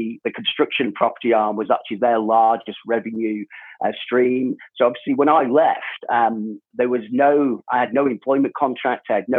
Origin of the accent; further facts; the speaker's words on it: England, United Kingdom; moved away as an adult; also born or lived in Jordan / South Africa; And my background from the UK, obviously I was born in England, moved to Jordan at quite a young age. Again, my dad was in construction, lived in Jordan for about 4.5 years, then back to the UK. Then we moved to South Africa for 4 years, and then back to the UK again.